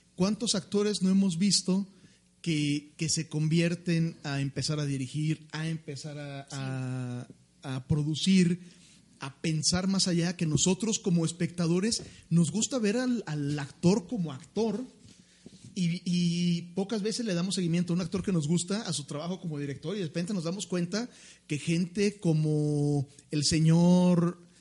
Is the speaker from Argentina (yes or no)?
no; Mexico; como mexicanos